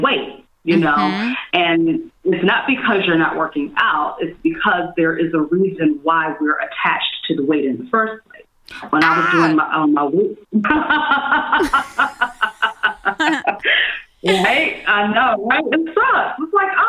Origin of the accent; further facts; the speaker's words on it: Washington, District of Columbia, United States; also born or lived in New York City; now in Los Angeles, United States; traveling back and forth from LA to my hometown, DC